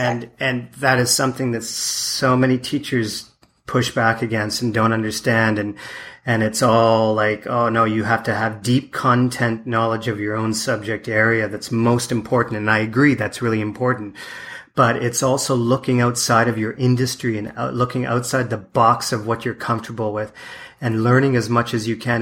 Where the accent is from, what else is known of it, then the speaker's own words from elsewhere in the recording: Canada; moved away as an adult; my wife and I moved away from Canada in '96